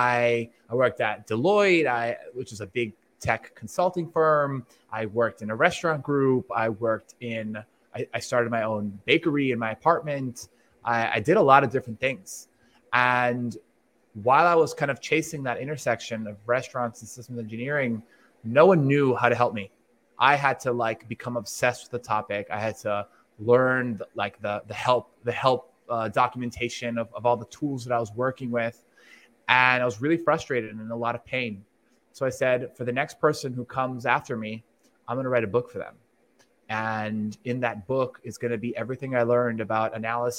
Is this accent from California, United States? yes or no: no; Miami, Florida, United States; I'm from Miami